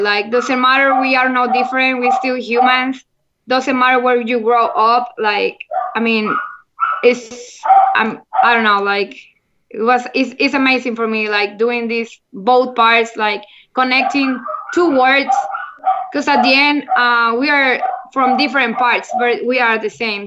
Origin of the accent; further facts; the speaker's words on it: Monterrey, Nuevo León, Mexico; English is a second language; I'm from Monterrey, Mexico, and I'm the first Mexican playing on the LFL